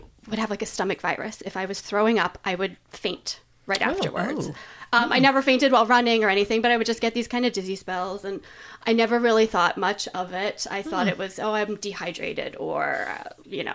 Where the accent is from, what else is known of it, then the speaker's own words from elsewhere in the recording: East Coast, United States; moved away as an adult; also born or lived in Boston; now in Portland, United States; So I'm originally from the East Coast, and I lived in Boston for 8 years before moving here.